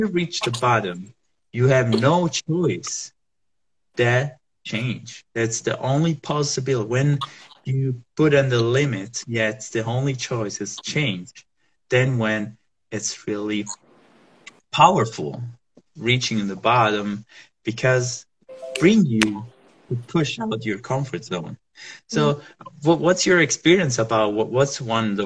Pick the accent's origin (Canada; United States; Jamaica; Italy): Italy; Southern Italy; moved away; also born or lived in Rome, Italy; I'm from Italy, so I was living there, and I'm from the south part of Italy.